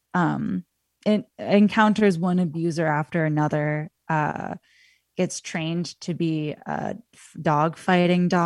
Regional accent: United States; as an American viewer

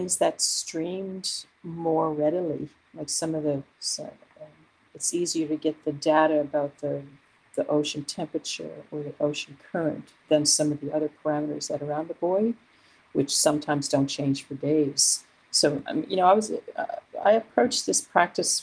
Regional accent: Newfoundland and Labrador, Canada; moved away; I am originally from Newfoundland, so I have a link to the landscape of that place

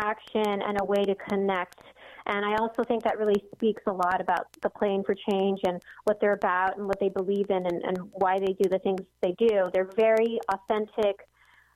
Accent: Hawaii, United States; we're all from Hawaii, so we kind of have that connection.

